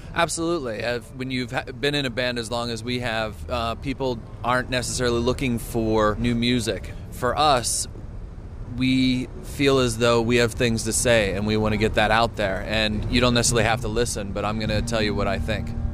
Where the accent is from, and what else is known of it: United States